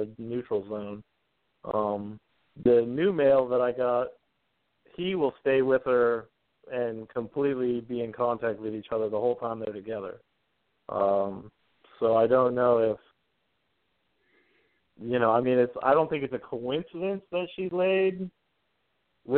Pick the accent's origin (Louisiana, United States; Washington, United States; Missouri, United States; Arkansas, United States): Washington, United States; Spokane; moved away as an adult; now in Idaho, United States; I grew up in Spokane, Washington, which is just on the other side of the border. And we bought our first house and moved to Idaho.